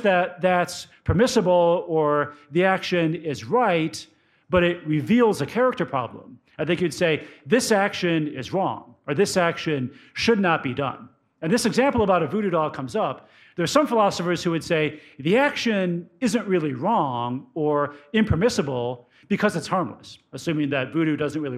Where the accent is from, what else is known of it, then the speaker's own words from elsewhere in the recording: Cleveland, Ohio, United States; I grew up in the Cleveland area as a Browns fan